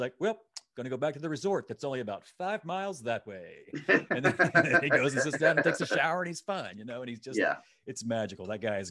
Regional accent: Mississippi Gulf Coast, United States; grew up 2 hours from there. I'm from the Mississippi Gulf Coast

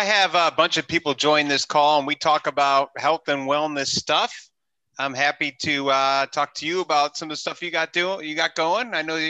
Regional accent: New York City, New York, United States; I'm from New York City. I live in New York City, but since the pandemic, we came out to Southern California.

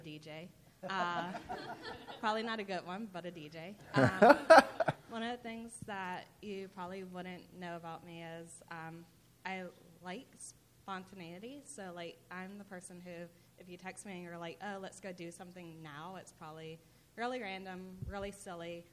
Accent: Pittsburgh, Pennsylvania, United States; moved away; also born or lived in Uptown; I'm originally from Pittsburgh

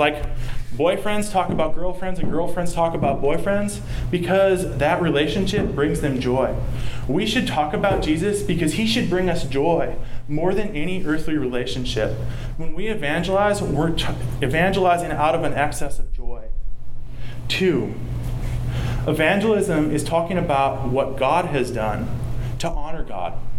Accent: the South, United States; accent: southern; my southern accent

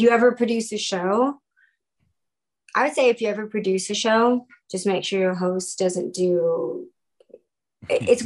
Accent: Texas, United States; moved away; we're from Texas originally.

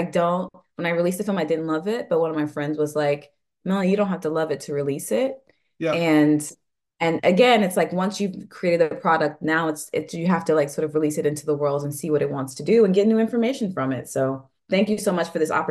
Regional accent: the South, United States; also born or lived in New York; now in New Orleans, United States; I'm originally from the South, and so for me, New Orleans was a beautiful blend of like Southern roots

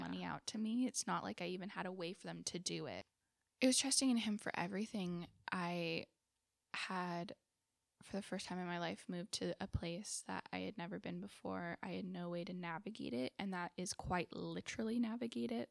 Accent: Southern California, United States; now in Fremont, United States; I grew up in Southern California

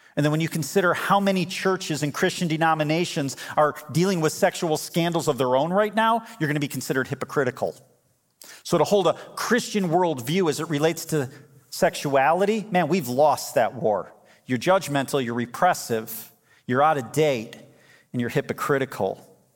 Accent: United States; As American believers

